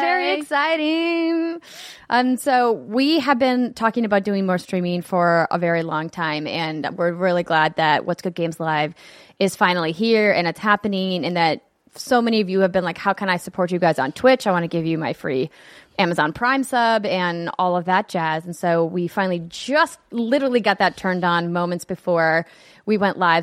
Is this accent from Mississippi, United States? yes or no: no; North Dakota, United States; moved away; my home state, North Dakota